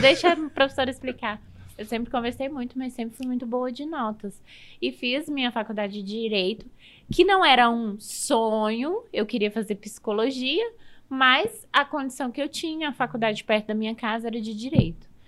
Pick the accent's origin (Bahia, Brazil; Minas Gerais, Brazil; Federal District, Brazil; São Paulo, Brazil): Federal District, Brazil; Gama; Eu sou natural do Gama